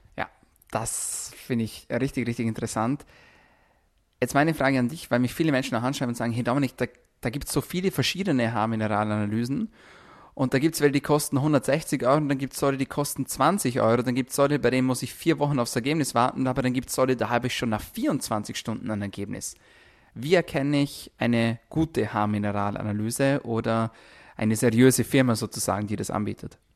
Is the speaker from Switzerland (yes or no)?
no; Austria; bei uns in Österreich, zum Beispiel bei mir, in meiner Region ist das Wasser sehr kalkhaltig